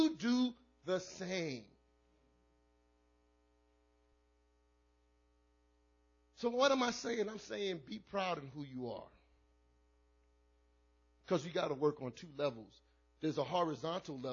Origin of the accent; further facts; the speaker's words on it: New York City, New York, United States; also born or lived in Brooklyn, New York; I was born in Brooklyn, raised in the Bronx.